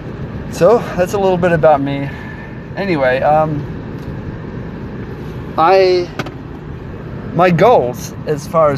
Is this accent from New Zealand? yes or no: yes; New Zealand; moved away as an adult; also born or lived in Germany; now in Columbia, United States; I currently live in Columbia, Missouri, but I grew up in New Zealand. My parents moved there from Germany when I was just a baby